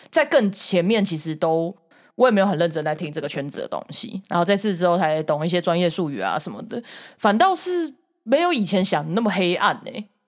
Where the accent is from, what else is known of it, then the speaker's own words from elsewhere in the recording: Taiwan; 我台湾那个时候以前小时候